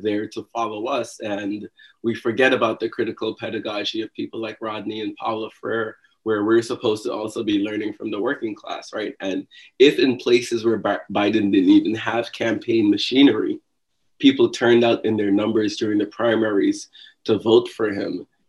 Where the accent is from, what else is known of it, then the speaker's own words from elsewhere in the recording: Guyana; now in New York, United States; I am originally from Guyana